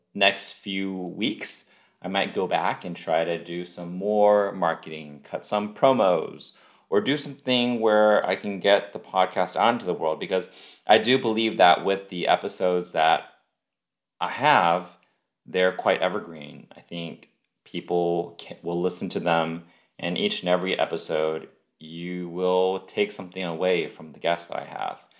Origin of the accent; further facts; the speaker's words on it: United States; we are American